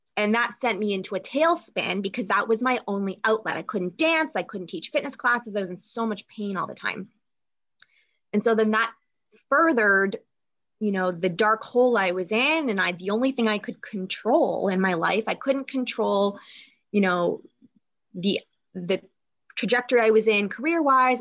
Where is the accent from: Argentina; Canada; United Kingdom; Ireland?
Canada; Toronto, Ontario; moved away as an adult; now in Michigan, United States; I grew up in Toronto, Canada.